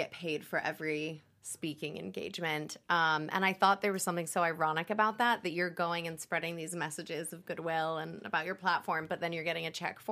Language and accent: English; Tulsa, Oklahoma, United States; But I grew up in Tulsa and there were a lot of pageant girls there